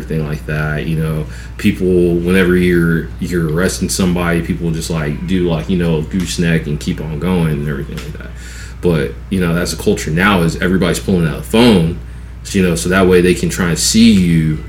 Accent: West Coast, United States; also born or lived in Atlanta, Georgia; now in South Georgia, United States; I'm not from Georgia at all. Like, I'm from the West Coast

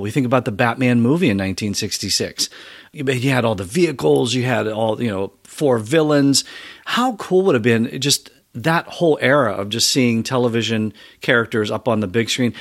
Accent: Pennsylvania, United States; now in Ohio, United States; I'm from Pennsylvania originally

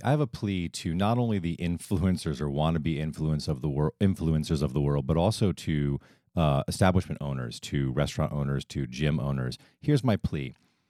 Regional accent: Northeast, United States; I like to use past tense. I am from the Northeast.

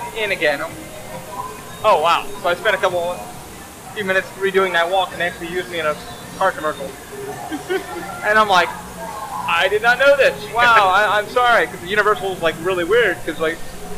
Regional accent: New York, United States; moved away; growing up in New York

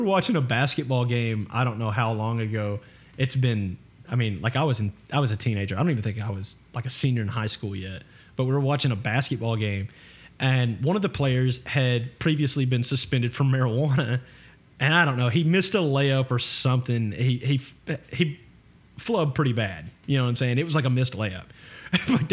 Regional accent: United States; I'm American as Trashberry Pie

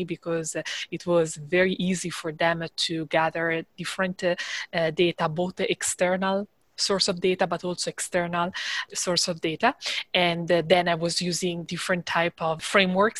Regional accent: Italy; moved away as an adult; I am from Italy

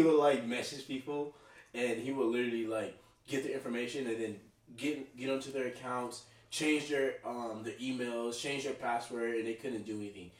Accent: Dallas, Texas, United States; also born or lived in Tulsa, Oklahoma; now in Jacksonville, United States; I'm from Dallas, Texas.

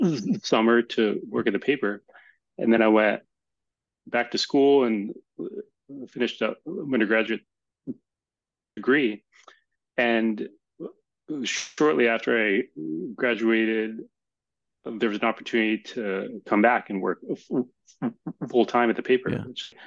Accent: East Coast, United States; And I grew up in the East Coast, and I had never been to Colorado.

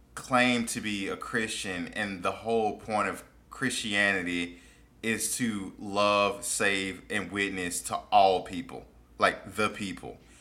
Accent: Mississippi, United States; I grew up in Mississippi

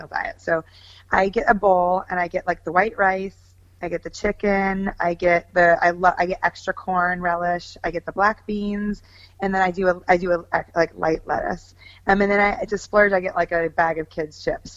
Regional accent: Shingle Springs, California, United States; I grew up in California, born and raised from California, Northern California, outside of Sacramento, Shingle Springs

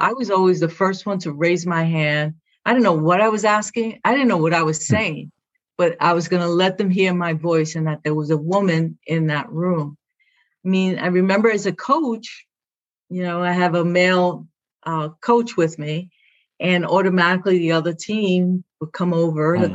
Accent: New York City, New York, United States; first language Spanish; English is a second language; I'm from Brooklyn

